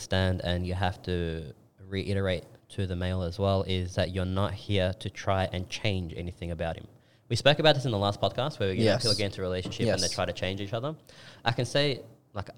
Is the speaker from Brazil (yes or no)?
no; Australia; I'm more Australian than I am Turkish